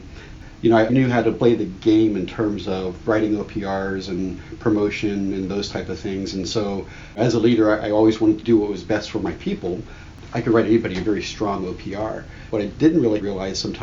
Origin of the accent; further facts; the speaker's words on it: Miami, Florida, United States; moved away as an adult; also born or lived in Minot, North Dakota / Eielson Air Force Base, Alaska / Turkey / Arkansas; now in California, United States; I'm from Miami, Florida